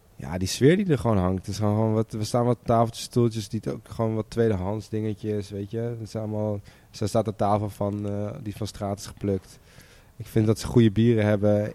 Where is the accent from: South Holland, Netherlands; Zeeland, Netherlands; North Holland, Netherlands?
North Holland, Netherlands; Amsterdam; We zijn alle drie opgegroeid in Amsterdam